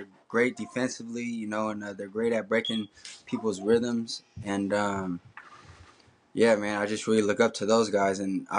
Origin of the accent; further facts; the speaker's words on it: Bay Area, California, United States; I'm from the Bay Area.